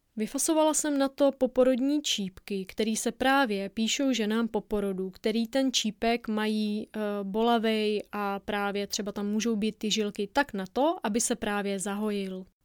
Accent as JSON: {"language": "Czech", "region": "Moravia", "country": "Czechia", "said": "Já zaprvé jsem z Moravy"}